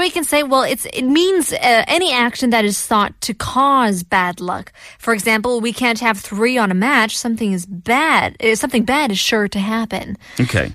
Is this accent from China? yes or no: yes; China; also born or lived in Korea; now in South Korea; in China, you know, we don't like the number four, but we love the number eight